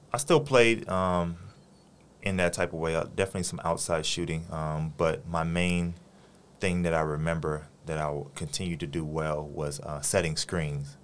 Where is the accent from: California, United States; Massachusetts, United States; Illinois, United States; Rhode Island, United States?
California, United States; Los Angeles; moved away as an adult; now in Taiwan; my hometown, Los Angeles, California